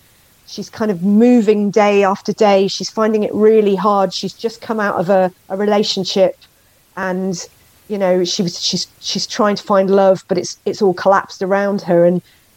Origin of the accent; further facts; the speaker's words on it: Wales, United Kingdom; we are a musical nation